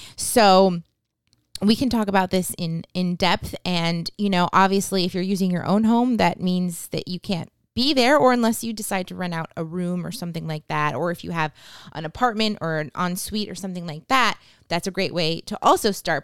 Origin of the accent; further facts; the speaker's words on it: New Hampshire, United States; moved away; we are from New Hampshire